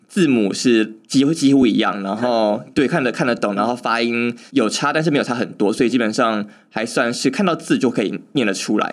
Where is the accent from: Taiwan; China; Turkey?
Taiwan; 身为台湾人